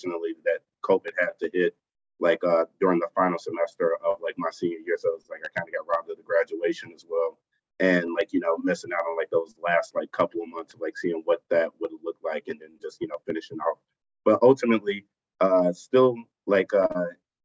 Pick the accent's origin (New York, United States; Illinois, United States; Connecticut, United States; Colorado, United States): Illinois, United States; Chicago; I'm born and raised in Chicago, Illinois